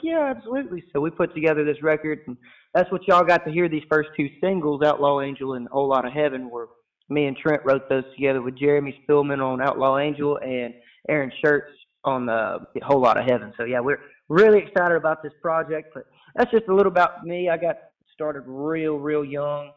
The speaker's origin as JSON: {"language": "English", "town": "Orange", "region": "Texas", "country": "United States", "tie": "born or raised there", "moved": "as an adult", "lives_now": "Nacogdoches, United States", "said": "we grew up in Orange, Texas, my entire life from zero to 18. I was in Orange, Texas."}